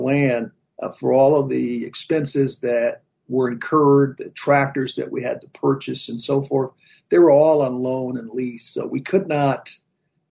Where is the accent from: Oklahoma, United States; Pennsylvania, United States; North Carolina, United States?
North Carolina, United States; Growing up in North Carolina, very strong farming community, tobacco farmers, cotton farmers. And my folks, 9 brothers and sisters, lived not too far from Raleigh, North Carolina